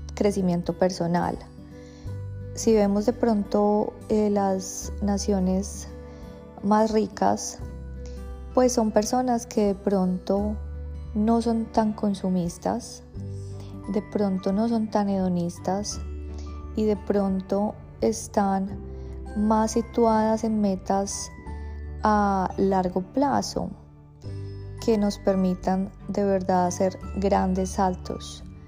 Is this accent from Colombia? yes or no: yes; Colombia; now in Australia; nosotros como colombianos pues tenemos una vida como muy incierta